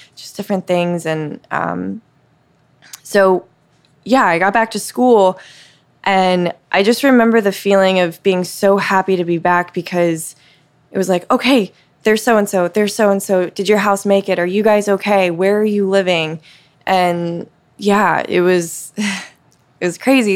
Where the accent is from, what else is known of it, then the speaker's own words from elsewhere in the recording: Mississippi Gulf Coast, United States; moved away as an adult; now in Cincinnati, United States; I grew up in Mississippi